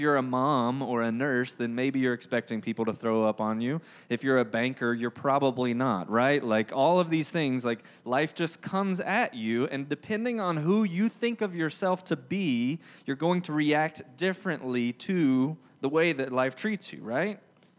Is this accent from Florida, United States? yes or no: no; Georgia, United States; accent: southern drawl; Now, if you didn't know, I'm from Georgia. If you couldn't tell by my, you know, thick southern drawl or the fact that I love the word y'all